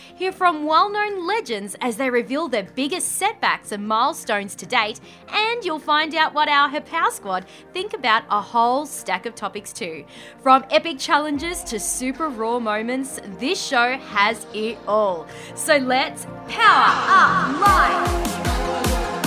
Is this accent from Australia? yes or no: yes; Australia; accent: Australian